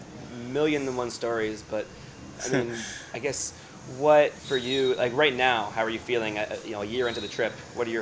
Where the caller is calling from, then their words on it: Hoi An, Quang Nam, Vietnam; calling in today from Hoi An, Vietnam.